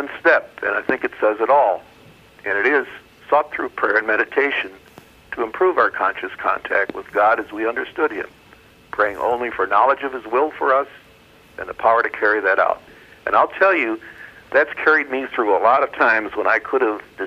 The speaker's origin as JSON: {"language": "English", "region": "Indiana", "country": "United States", "said": "I'm from Indiana."}